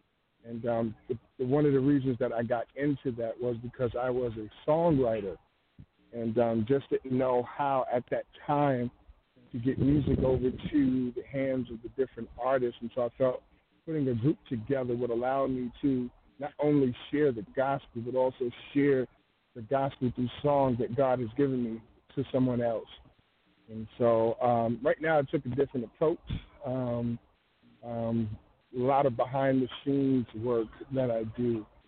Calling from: Tallahassee, Florida, United States; I'm calling from Tallahassee, Florida.

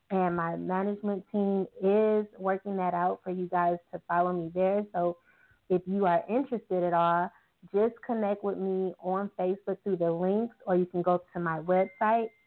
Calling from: Arizona, United States; I'm calling from Arizona.

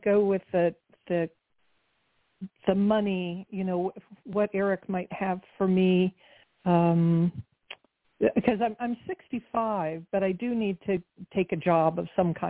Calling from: San Diego, California, United States; I'm calling from San Diego

